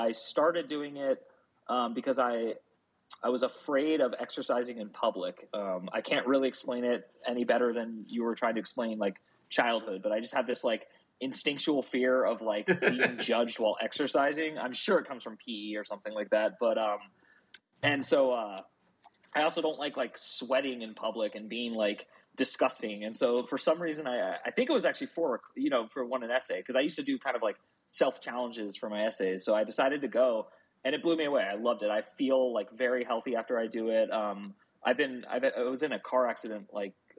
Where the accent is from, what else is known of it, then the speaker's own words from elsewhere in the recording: outside of New York City, United States; I was born outside of New York City